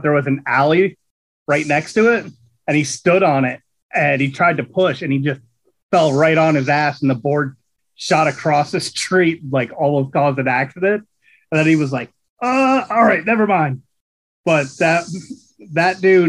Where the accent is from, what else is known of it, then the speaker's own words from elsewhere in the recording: Catasauqua, Pennsylvania, United States; also born or lived in Allentown, Pennsylvania; I was born right outside of in Allentown, but I grew up in Catasauqua, which is a small town right there